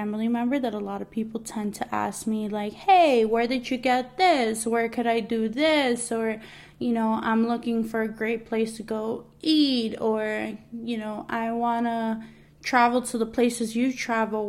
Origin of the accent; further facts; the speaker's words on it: New York City, New York, United States; moved away as an adult; now in New Jersey, United States; I am a Latina that was born and raised in Queens, New York. I am now living in New Jersey